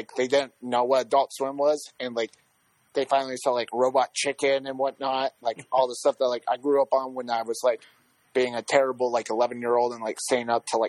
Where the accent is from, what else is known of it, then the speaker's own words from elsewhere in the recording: Iowa, United States; moved away as an adult; now in Texas, United States; I am from Iowa. Like, I moved here 2 years ago